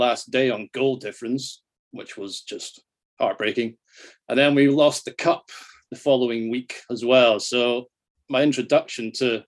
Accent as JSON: {"language": "English", "area": "just outside Edinburgh", "region": "Scotland", "country": "United Kingdom", "tie": "born or raised there", "accent": "Scottish", "said": "I grew up just outside Edinburgh."}